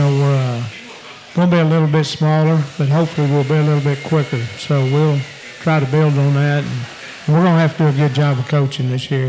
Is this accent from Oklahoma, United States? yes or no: yes; Crescent, Oklahoma, United States; moved away as an adult; now in El Paso, United States; I coached at my hometown Crescent for 3 years.